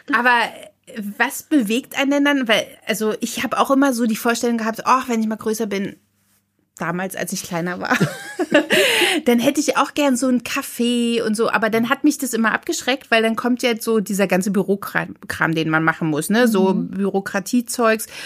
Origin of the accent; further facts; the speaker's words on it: Potsdam, Brandenburg, Germany; bei uns in Potsdam